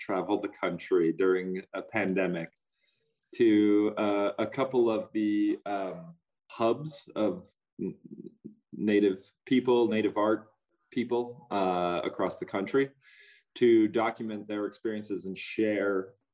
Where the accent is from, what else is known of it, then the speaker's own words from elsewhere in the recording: North Dakota, United States; now in Montana, United States; I'm from North Dakota on the Missouri River. And I'm currently in Montana